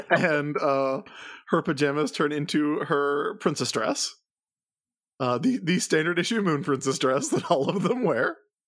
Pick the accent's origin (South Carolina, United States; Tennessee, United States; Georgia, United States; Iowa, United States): South Carolina, United States; I grew up in South Carolina.